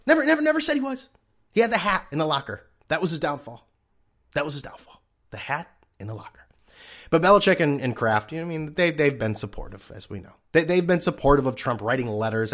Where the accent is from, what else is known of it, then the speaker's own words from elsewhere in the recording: New England, United States; I'm from New England.